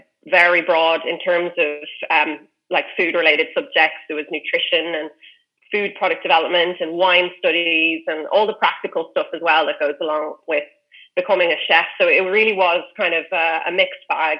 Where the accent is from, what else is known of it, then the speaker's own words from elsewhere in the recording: Dublin, Leinster, Ireland; I'm from Dublin